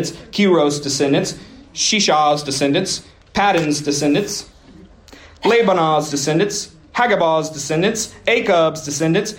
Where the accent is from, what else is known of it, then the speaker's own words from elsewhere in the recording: Woodward, Oklahoma, United States; my hometown